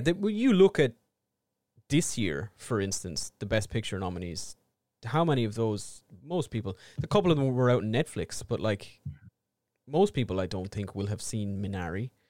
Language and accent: English; Ireland; we are two Irish idiots